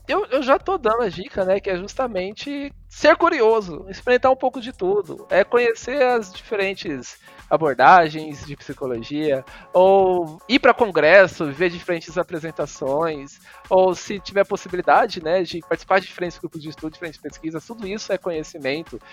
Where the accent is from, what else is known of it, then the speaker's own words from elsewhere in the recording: Cuiabá, Mato Grosso, Brazil; moved away as an adult; also born or lived in Goiânia / São Paulo; eu sou de Cuiabá, Mato Grosso, mas eu, eu fiz a graduação e o mestrado em Goiânia